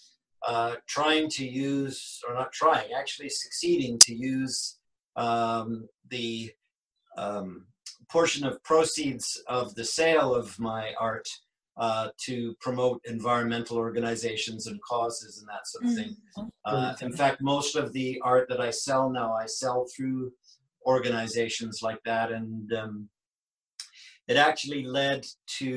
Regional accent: Vancouver, British Columbia, Canada; also born or lived in Kingston upon Thames, England; now in Salt Spring Island, Canada; I was born in England in 1958, which is way too long ago, at Kingston-on-Thames. Came to Vancouver in British Columbia, Canada in 1966

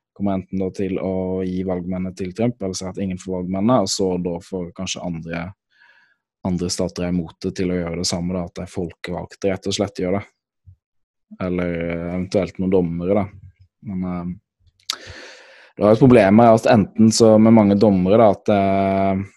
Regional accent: Norway; Jeg kommer fra Norge

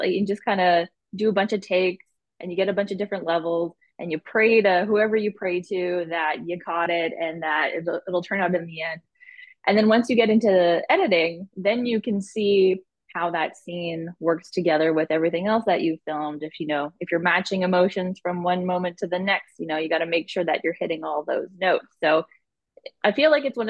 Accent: Winnipeg, Manitoba, Canada; I'm from Winnipeg, born and raised, been here my whole life

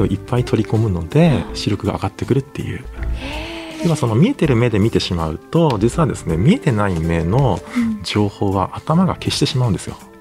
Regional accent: Kagoshima, Japan; moved away; also born or lived in Tokyo; 僕の地元が鹿児島県

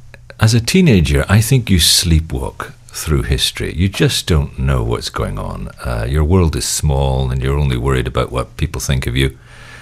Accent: Belfast, Northern Ireland, United Kingdom; moved away; also born or lived in England / Netherlands / Hong Kong / Los Angeles; We're actually all Scots, but I was raised in Northern Ireland, in Belfast, actually, at the height of the Troubles in the 60s and 70s. And then I was educated in England, and I lived in Holland and Hong Kong and Los Angeles

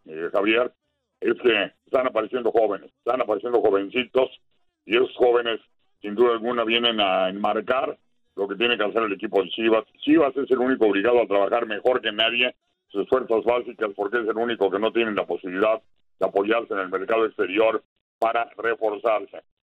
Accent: Mexico; moved away as an adult; now in Miami, United States; soy floridense desde hace nueve años, sigo siendo mexicano

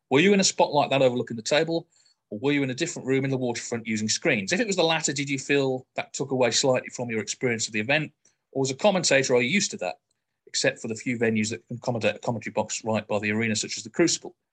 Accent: Northern Ireland, United Kingdom; As, and as a Northern Irish snooker fanatic, I was delighted and proud that Belfast was hosting

